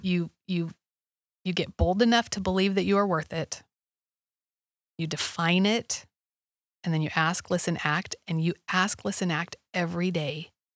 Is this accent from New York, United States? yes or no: no; Alaska, United States; I grew up in Alaska